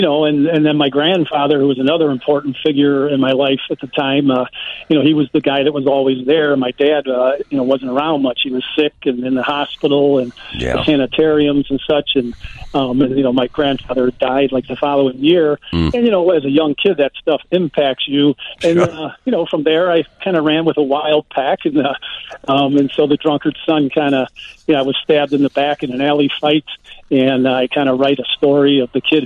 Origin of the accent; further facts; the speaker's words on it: Chicago, Illinois, United States; as a kid growing up on the South Side, you know, I came from a family where we moved quite a bit, nine different times when I was a kid